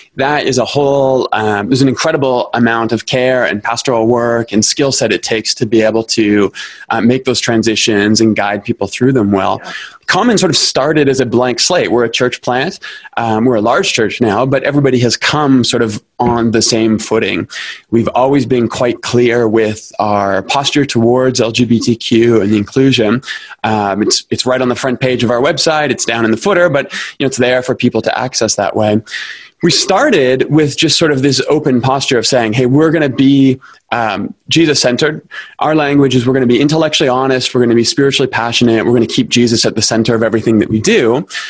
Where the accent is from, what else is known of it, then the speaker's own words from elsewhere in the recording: Toronto, Ontario, Canada; moved away as an adult; now in Calgary, Canada; I grew up in Toronto. That's where I'm from